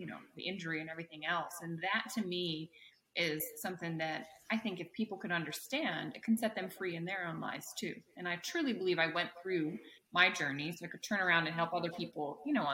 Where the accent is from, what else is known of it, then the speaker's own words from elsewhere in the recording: Maryland, United States; also born or lived in Virginia; I grew up in Maryland.